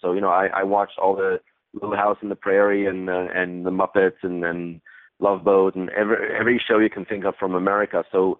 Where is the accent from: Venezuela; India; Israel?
Israel; moved away; also born or lived in Cleveland, Ohio, United States; So, you know, I was born in Cleveland, Ohio, but at a very young age, my parents went back to Israel. So I spent my childhood in Israel.